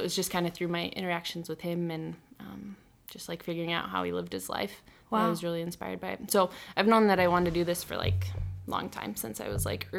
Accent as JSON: {"language": "English", "town": "Yankton", "region": "South Dakota", "country": "United States", "tie": "born or raised there", "moved": "as an adult", "lives_now": "Sioux Falls, United States", "said": "So I grew up in Yankton, South Dakota. I'm 26 years old."}